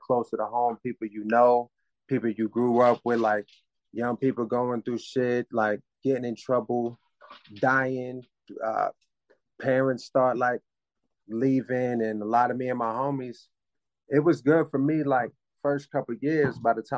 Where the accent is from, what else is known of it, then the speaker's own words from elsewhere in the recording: Jacksonville, Florida, United States; also born or lived in Cambridge, Massachusetts; now in Louisville, United States; I'm originally from Cambridge, Massachusetts. Grew up in Jacksonville, Florida. Currently in Louisville, Kentucky